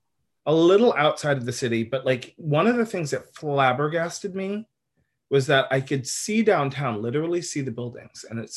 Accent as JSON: {"language": "English", "region": "New York", "country": "United States", "said": "I've traveled abroad more than I have around the country. Which I feel like happens a lot when you're from New York. I've only ever lived in New York and Chicago."}